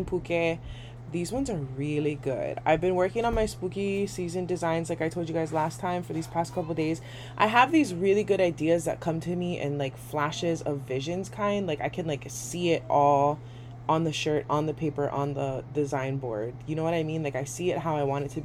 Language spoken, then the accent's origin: English; Waimanalo, Hawaii, United States; grew up like two streets down from each other our whole life in Waimanalo